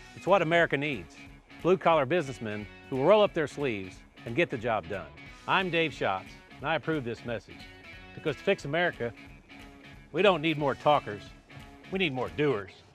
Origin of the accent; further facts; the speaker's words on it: Cooter, Missouri, United States; where I grew up in Pemiscot County